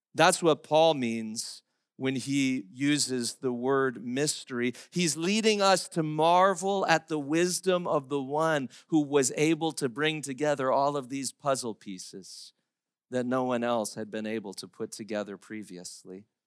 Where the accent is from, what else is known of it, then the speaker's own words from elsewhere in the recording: United States; as English-speaking Americans